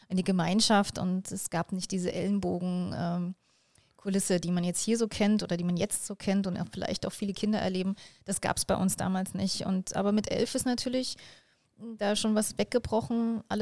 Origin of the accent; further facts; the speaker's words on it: Jena, Thuringia, Germany; born there; also born or lived in Delitzsch; ich bin in, in, äh, in Jena geboren, also in Thüringen, wo man ja schon auch einen, einen guten Dialekt sprechen